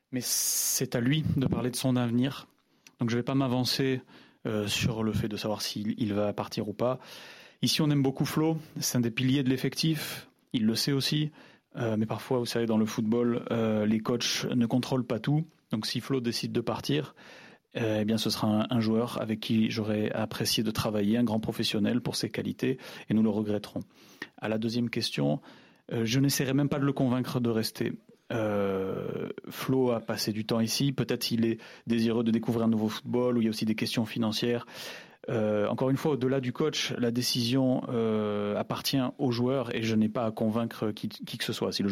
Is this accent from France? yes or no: no; Brazil; Euh, mais vous savez, je viens du Brésil aussi, où on a euh, une culture de jeu qui est beaucoup sur la vitesse et les contre-attaques.